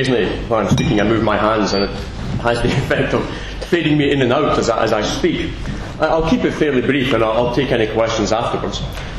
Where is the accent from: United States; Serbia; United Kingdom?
United Kingdom; Scotland; accent: Scottish; no one who's not Scottish and understands my accent will have a clue what I said.